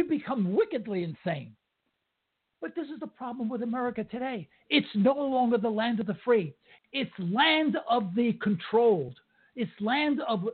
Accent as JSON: {"language": "English", "town": "New York City", "region": "New York", "country": "United States", "tie": "born or raised there", "moved": "yes", "said": "I'm from a kid from Harlem, you know, and I'm 75 years old, but I'm a kid from Harlem still"}